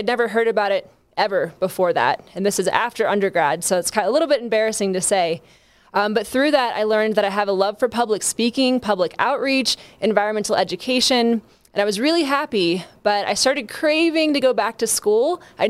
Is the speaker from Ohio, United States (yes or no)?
yes; Ohio, United States; moved away as an adult; also born or lived in Arkansas; I went to undergrad in Arkansas. I'm originally from Ohio.